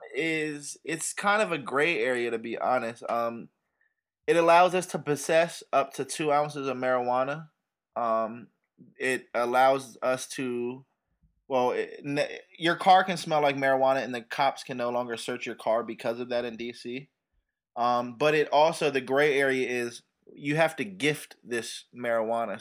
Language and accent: English; United States; I grew up in Chil, you know, Chillum Riggs Park